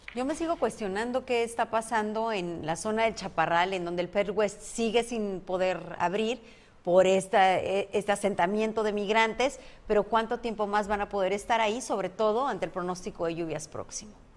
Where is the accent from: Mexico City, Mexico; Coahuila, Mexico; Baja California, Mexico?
Baja California, Mexico; Mexicali; now in Tijuana, Mexico; yo soy de Baja California, pero nací en Mexicali